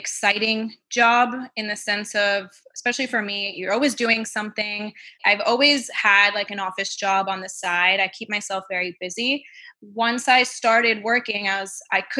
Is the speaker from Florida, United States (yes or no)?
yes; Miami, Florida, United States; moved away; also born or lived in Melbourne, Australia; living in Miami, growing up in Miami